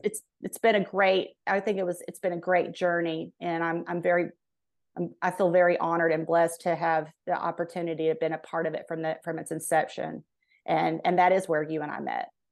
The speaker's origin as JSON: {"language": "English", "town": "Fort Worth", "region": "Texas", "country": "United States", "tie": "born or raised there", "said": "I grew up in Fort Worth, Texas"}